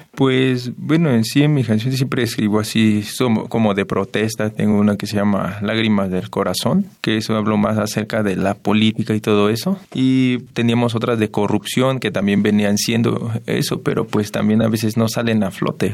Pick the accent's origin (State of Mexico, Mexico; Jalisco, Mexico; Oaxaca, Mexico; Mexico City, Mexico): State of Mexico, Mexico; yo nací aquí en el Estado de México